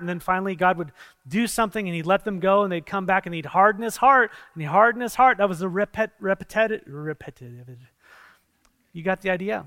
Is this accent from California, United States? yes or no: yes; San Diego, California, United States; I come from San Diego, and there's a lot of sea